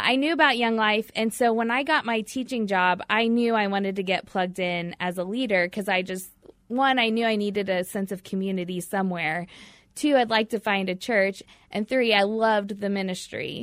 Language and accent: English; Batesville, Indiana, United States; I grew up in a small town in Indiana, um, born and raised in a little small town called Batesville